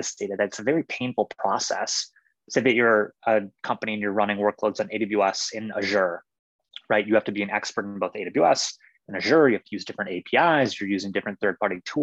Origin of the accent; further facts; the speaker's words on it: Johannesburg, Gauteng, South Africa; I'm from South Africa. I was born in Johannesburg, which is a pretty high city.